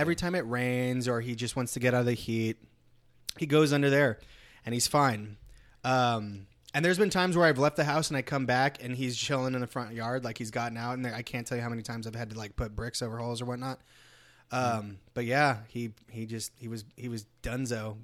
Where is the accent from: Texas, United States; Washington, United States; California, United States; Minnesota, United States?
California, United States; moved away; I'm actually from California